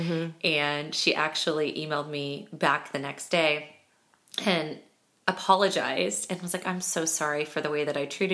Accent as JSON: {"language": "English", "region": "Kansas", "country": "United States", "tie": "born or raised there", "moved": "yes", "said": "I grew up in Kansas"}